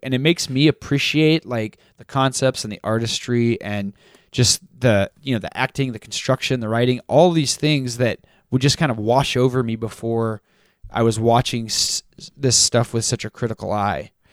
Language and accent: English; Texas, United States; I grew up in Texas, too